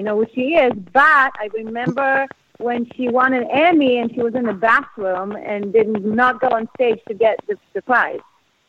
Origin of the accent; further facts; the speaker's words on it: Israel; also born or lived in Moscow, Russia; now in United States; I was born in Russia, in Moscow, and my parents immigrated to Israel when I was a baby.